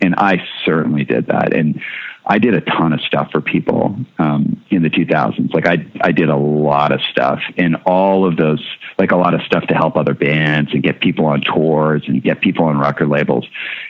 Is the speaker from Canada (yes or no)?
yes; Canada; I couldn't go to a doctor cause I'm Canadian.